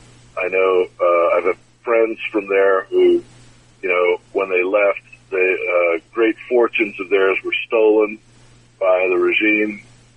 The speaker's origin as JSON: {"language": "English", "country": "United States", "said": "I'm from the United States."}